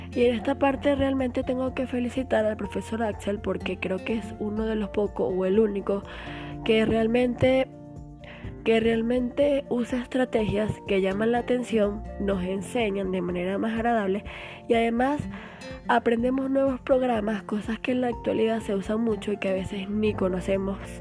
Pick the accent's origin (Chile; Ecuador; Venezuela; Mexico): Venezuela; Barinas; yo soy de Varina